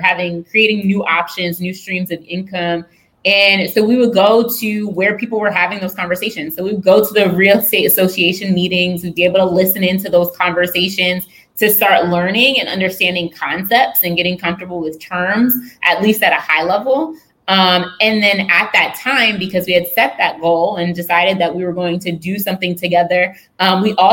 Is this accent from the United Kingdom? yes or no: no; rural Pennsylvania, United States; now in Baltimore, United States; I grew up in Pennsylvania in like a farm town, rural Pennsylvania